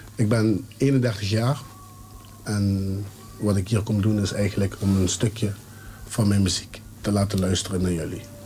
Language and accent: Dutch; Heerlen, Limburg, Netherlands; accent: soft G; uit Heerlen, geboren uit Heerlen.